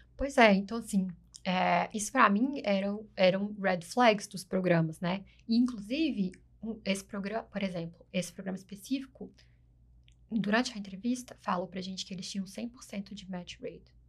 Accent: Brazil; now in United States; a gente é brasileiro, a gente tem essas características

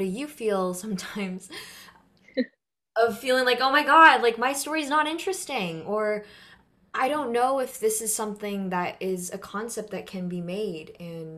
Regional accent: Philippines; well, I am Filipino and this is my experience, but how come?

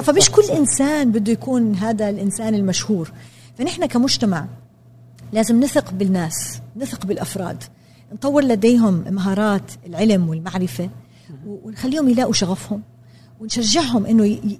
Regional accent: Jordan; انا تربيت في الاردن بالسبعينات والثمانينات

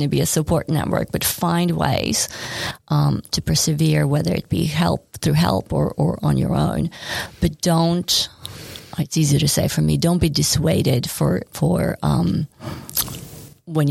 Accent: Sweden; moved away as an adult; also born or lived in New York City; now in Australia; I grew up in Sweden.

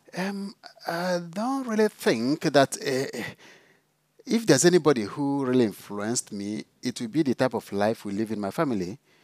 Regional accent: Enugu State, Nigeria; moved away as an adult; also born or lived in South Africa; now in Scotland, United Kingdom; I come from Nigeria. I did my school in Nigeria primary, secondary, seminary training

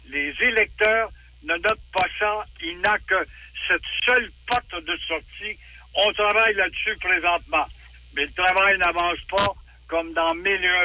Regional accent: Quebec, Canada; moi, je suis un bon Québécois, mais il veut charcuter la loi 101.

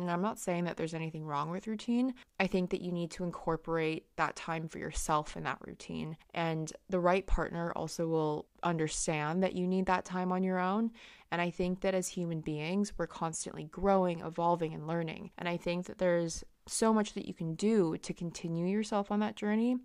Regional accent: California, United States; moved away as an adult; now in London, United Kingdom; when I was growing up in California

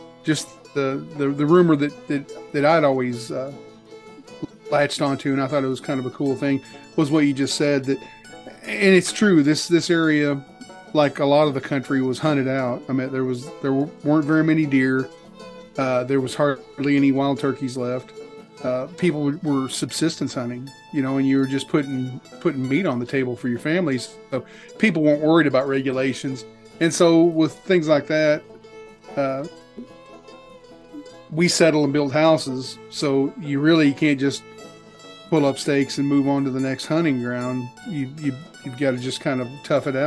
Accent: North Arkansas, United States; I did grow up in North Arkansas

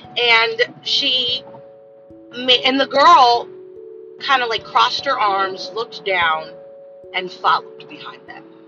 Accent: United States; I'm American.

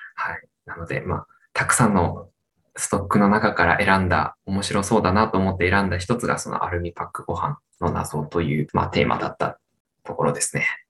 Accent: Iida, Nagano, Japan; moved away as an adult; now in Hamamatsu, Japan; 出身は長野県の飯田市という南の、長野県でいう、まあ長野県の中の南の方の出身です。

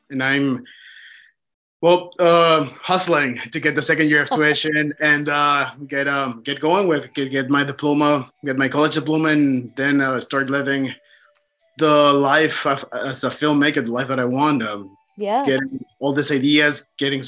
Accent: Mexico City, Mexico; moved away as an adult; now in Ontario, Canada; I am originally from Mexico City.

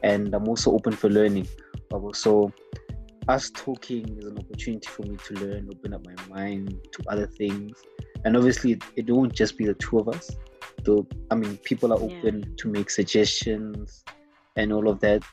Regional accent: Gauteng, South Africa; also born or lived in Limpopo; I grew up this side in Gauteng

